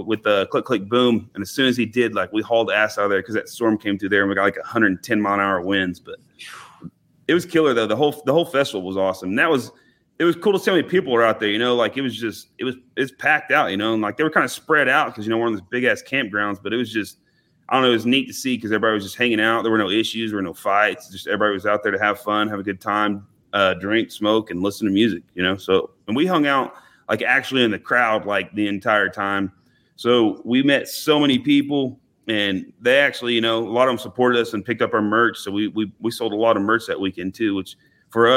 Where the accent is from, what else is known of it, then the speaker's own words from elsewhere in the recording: Oklahoma, United States; we're from Oklahoma.